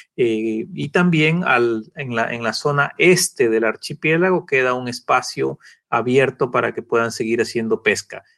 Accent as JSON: {"language": "Spanish", "region": "Galápagos", "country": "Ecuador", "tie": "born or raised there", "said": "los que nacimos acá en Galápagos"}